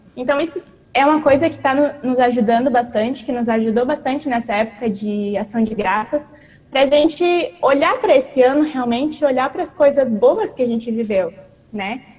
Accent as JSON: {"language": "Portuguese", "town": "Joinville", "region": "Santa Catarina", "country": "Brazil", "moved": "as an adult", "lives_now": "Dominican Republic", "said": "eu sou da cidade de Joinville, Congregação Santíssima Trindade"}